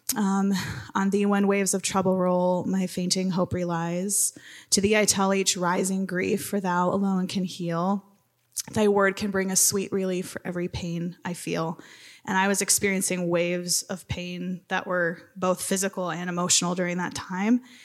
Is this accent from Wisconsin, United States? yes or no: yes; Wisconsin, United States; moved away as an adult; now in Minnesota, United States; I grew up in Wisconsin, but came to the better state